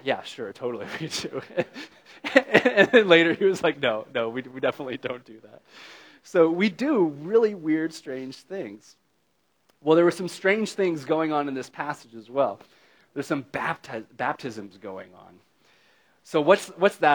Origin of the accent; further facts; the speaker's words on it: United States; as an American